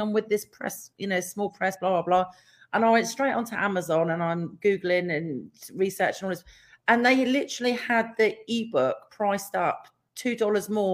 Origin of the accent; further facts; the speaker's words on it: Plymouth, South West England, United Kingdom; accent: country bumpkin; moved away; also born or lived in Manchester; I was born and brought up in Plymouth and Devon, I sounded like a country bumpkin.